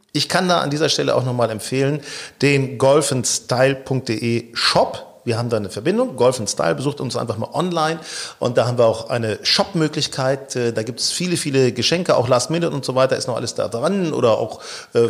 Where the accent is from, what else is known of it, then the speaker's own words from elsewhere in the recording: Lower Saxony, Germany; ich bin ja gebürtig in Niedersachsen, Burgdorfer Golfclub